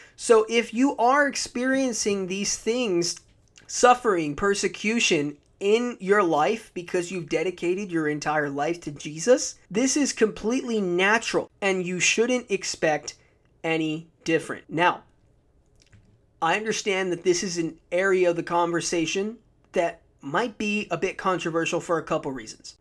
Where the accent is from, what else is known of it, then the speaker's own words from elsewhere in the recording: United States; I'm an American